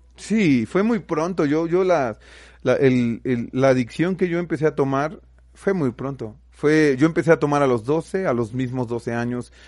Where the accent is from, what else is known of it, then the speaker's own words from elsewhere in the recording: Xalapa, Veracruz, Mexico; nosotros somos de Jalapa